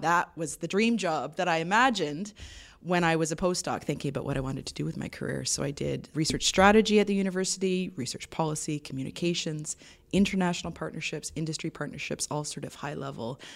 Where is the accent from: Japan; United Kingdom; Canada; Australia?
Canada; Toronto, Ontario; moved away as an adult; also born or lived in Vancouver / Sweden; So I grew up in Toronto, but I'd lived in Toronto and in Ontario all my life.